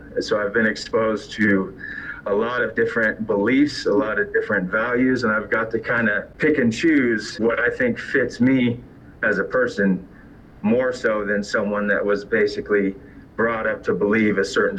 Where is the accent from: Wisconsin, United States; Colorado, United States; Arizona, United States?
Colorado, United States; Colorado Springs; I was raised in Pikes Peak Park through elementary school. And I went to Carmel, I went to Pikes Peak Elementary, and I was basically the minority in that environment when I was growing up in school.